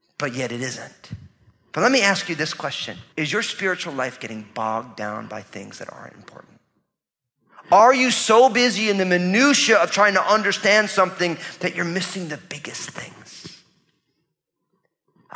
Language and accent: English; New Jersey, United States; I'm from New Jersey, so I talk that way to people.